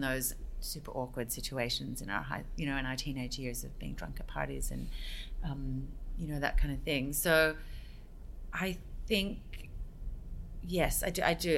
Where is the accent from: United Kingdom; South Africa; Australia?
Australia; now in United States; I grew up in Australia